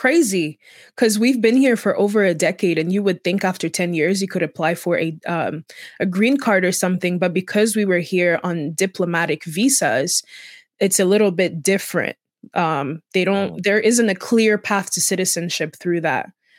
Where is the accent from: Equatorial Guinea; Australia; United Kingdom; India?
Equatorial Guinea; Equatorial Guinea. I'm from Equatorial Guinea. That's the only African country that has Spanish as an official language.